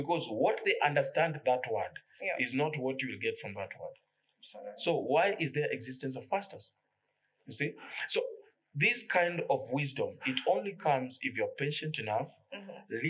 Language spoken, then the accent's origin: English; Nairobi, Kenya; I was brought up in Kibera.